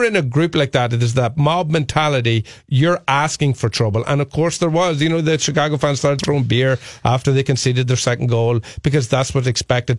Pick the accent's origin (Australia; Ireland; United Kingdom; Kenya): Ireland; moved away as an adult; now in Twin Cities, United States; as an Irish person